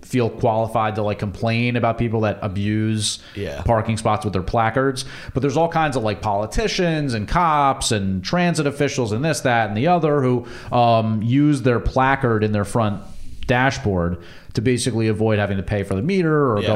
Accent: New Jersey, United States; I'm from New Jersey

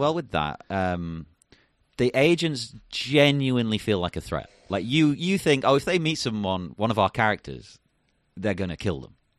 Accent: England, United Kingdom; being English

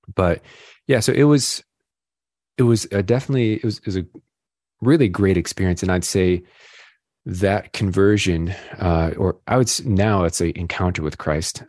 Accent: Rochester, New York, United States; I grew up in Rochester, New York

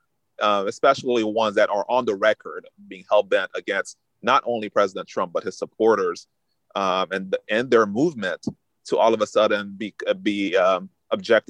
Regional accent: Florida, United States; here in my home state of Florida

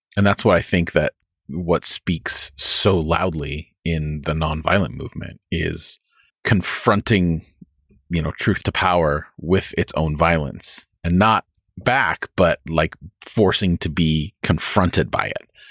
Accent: United States; as American Christians

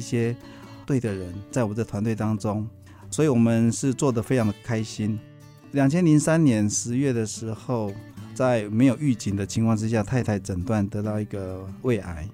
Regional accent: Yilan County, Taiwan; moved away; 我是在宜兰长大的乡下小孩

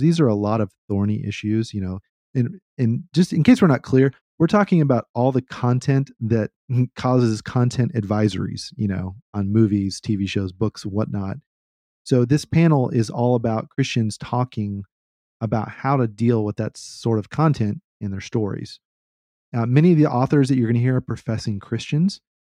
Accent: Austin, Texas, United States; I grew up in Austin and the motto here is keep Austin weird

